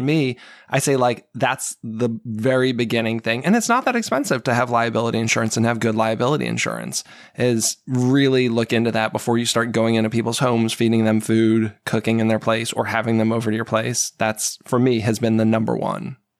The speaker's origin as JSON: {"language": "English", "region": "New England", "country": "United States", "tie": "born or raised there", "also_born_or_lived": "Seattle", "moved": "yes", "lives_now": "Maryland, United States", "said": "I grew up in New England"}